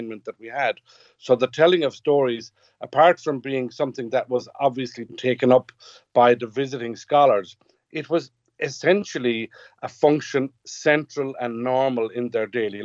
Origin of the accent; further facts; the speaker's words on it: West Kerry, Munster, Ireland; growing up here in West Kerry and growing up in Gaeltacht